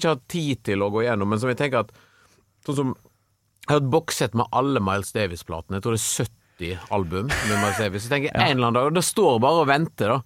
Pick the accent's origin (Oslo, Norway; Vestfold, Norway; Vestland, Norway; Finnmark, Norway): Vestland, Norway; Stord; mine barndomskompiser på Stord, der jeg vokste opp